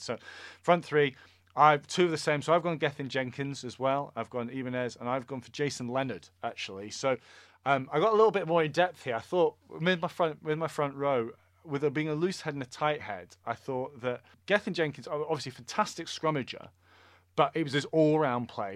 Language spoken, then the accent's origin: English; Scotland, United Kingdom; as a Scotsman who loves Scottish rugby